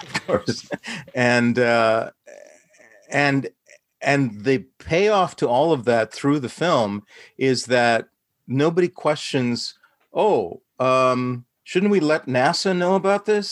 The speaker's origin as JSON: {"language": "English", "town": "Saskatoon", "region": "Saskatchewan", "country": "Canada", "tie": "born or raised there", "said": "I was a brown kid, son of immigrant parents, growing up in Saskatoon, Saskatchewan"}